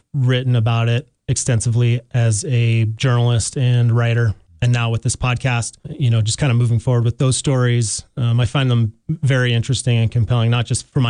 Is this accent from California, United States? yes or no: no; Salt Lake City, Utah, United States; moved away as an adult; now in Jackson, United States; I grew up in Salt Lake City